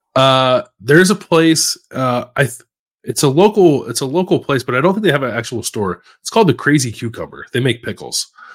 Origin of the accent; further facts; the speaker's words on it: Philadelphia, Pennsylvania, United States; moved away as an adult; now in Columbus, United States; kid growing up in Philly